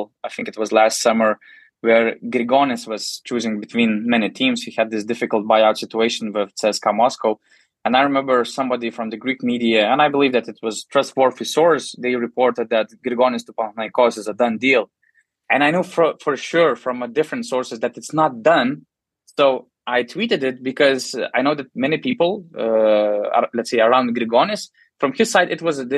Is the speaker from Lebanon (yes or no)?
no; Panevėžys, Panevėžys County, Lithuania; I'm from Panevėžys, so my team is Lietkabelis